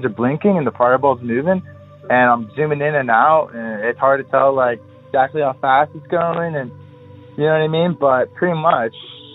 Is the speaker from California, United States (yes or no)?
yes; San Clemente, California, United States; I'm from San Clemente.